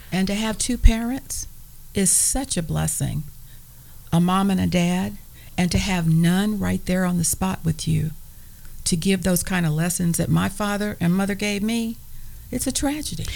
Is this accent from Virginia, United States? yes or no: no; Evansville, Indiana, United States; growing up in Evansville, Indiana